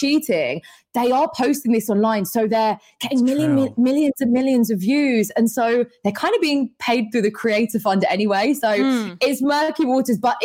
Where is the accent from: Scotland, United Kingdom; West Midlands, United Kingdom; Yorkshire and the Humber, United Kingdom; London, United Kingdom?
London, United Kingdom; growing up in London